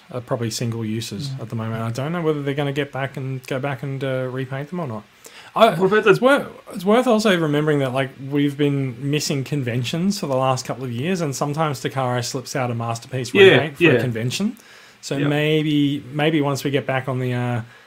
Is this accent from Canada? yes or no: no; Australia; I am Australian